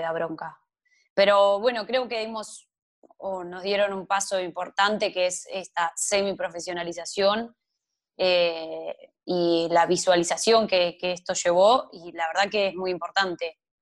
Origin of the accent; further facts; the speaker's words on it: Barker, Buenos Aires Province, Argentina; moved away; also born or lived in Tandil; a mi pueblo, a Barker